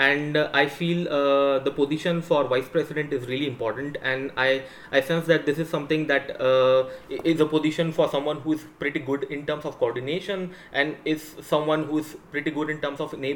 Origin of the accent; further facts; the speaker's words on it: India; I am from India